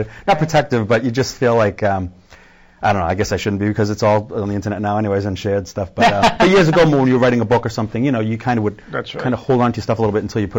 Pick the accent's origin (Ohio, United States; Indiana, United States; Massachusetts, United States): Massachusetts, United States; Marshfield; I grew up in Marshfield.